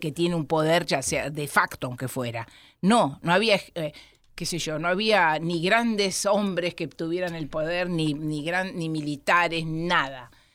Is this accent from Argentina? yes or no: yes; Argentina; first language Spanish; somos los argentinos